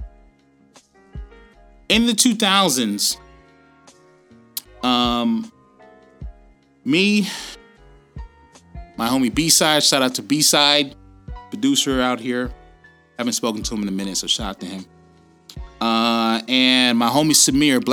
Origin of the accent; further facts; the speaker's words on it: United States; now in Australia; Being that I am American, and I'm also an Australian citizen, my kids were born here